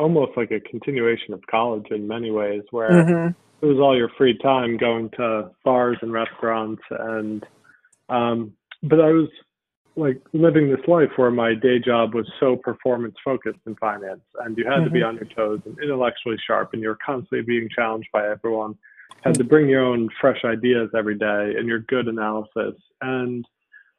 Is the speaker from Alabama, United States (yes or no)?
no; Connecticut, United States; I'm from Connecticut